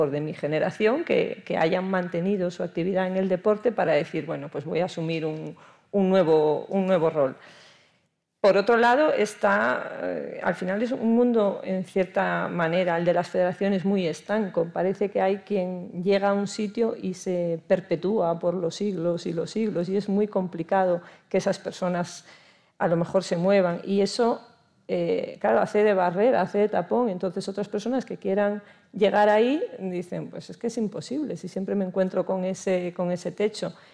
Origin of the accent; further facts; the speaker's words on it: Castropol, Asturias, Spain; en Castropol, por supuesto en, mi club, en mi pueblo, que empezamos a remar las niñas, pues eso, a final de los 70, primeros de los 80